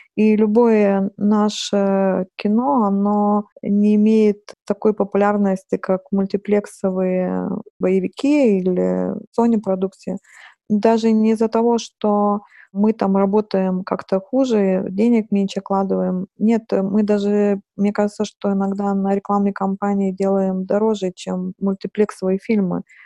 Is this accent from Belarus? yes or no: no; Lithuania; Russian is a second language; moved away as an adult; also born or lived in Saint Petersburg, Russia